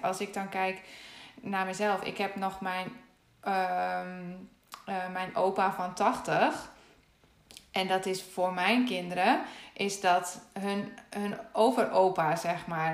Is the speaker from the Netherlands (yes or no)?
yes; Netherlands; ik weet alleen hoe het is om, om Nederlandse te zijn